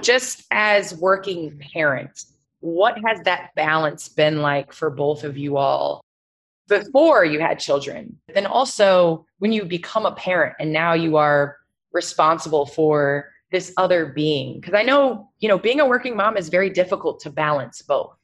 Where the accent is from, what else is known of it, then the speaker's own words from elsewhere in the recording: Chicago, Illinois, United States; I grew up in the Chicagoland area